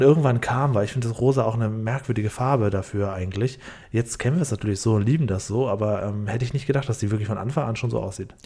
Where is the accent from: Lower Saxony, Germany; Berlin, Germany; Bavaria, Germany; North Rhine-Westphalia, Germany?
Lower Saxony, Germany; Cuxhaven district; ich bin ja auf dem Dorf aufgewachsen, im Landkreis Cuxhaven